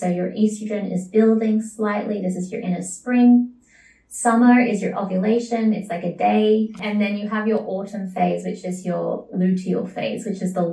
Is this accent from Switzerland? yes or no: no; Sydney, New South Wales, Australia; moved away as an adult; now in Bali, Indonesia; I was born in Sydney, Australia